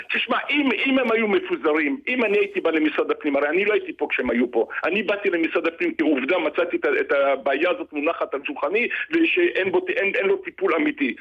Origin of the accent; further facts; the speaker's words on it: Bat Yam, Tel Aviv District, Israel; אני גדלתי בבת ים ואני מכיר את דרום תל אביב